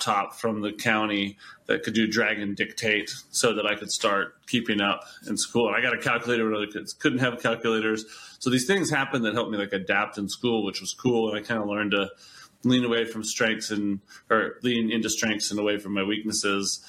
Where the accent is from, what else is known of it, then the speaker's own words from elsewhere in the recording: Georgia, United States; now in Boulder, United States; I grew up in Georgia.